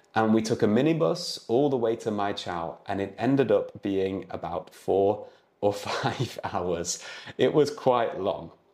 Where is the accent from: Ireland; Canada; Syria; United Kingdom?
United Kingdom; moved away; I'm an English tutor from the U K